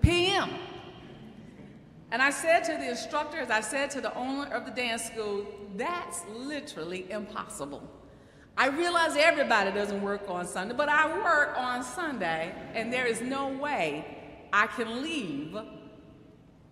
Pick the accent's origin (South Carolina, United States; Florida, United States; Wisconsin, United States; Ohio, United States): South Carolina, United States; Cheraw; now in New York City, United States; my hometown